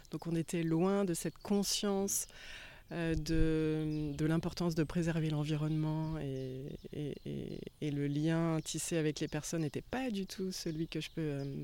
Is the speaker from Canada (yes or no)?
no; Angers, Pays de la Loire, France; je suis originaire d'Angers, d'Anjou. Et, c'est vraiment ici, dans mon Anjou natal